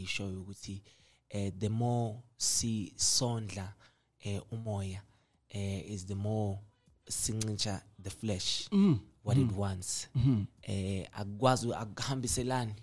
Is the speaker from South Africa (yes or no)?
yes; Gisembali, KwaZulu-Natal, South Africa; When I was growing up in Gisembali, you know, I was playing competitive football